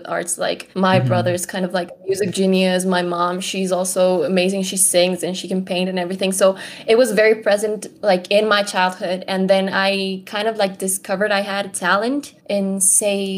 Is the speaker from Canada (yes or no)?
no; Ecuador; I am an Ecuadorian, a Latina woman. Born and raised here